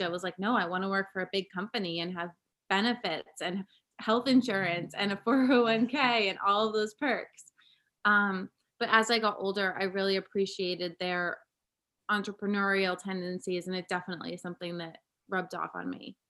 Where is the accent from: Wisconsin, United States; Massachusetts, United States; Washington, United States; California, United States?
Massachusetts, United States; Cape Cod; now in Brooklyn, United States; I grew up on Cape Cod in Massachusetts